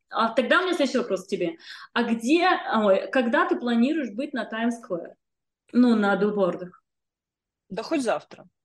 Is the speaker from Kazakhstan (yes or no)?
yes; Kazakhstan; now in Russia; У меня два отказа по визе на основании того, что я из Казахстана мигрировала в Россию